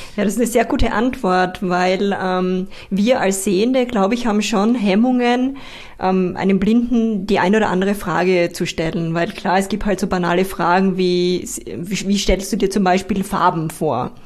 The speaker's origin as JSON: {"language": "German", "region": "Styria", "country": "Austria", "tie": "born or raised there", "said": "meine Heimat, die Steiermark"}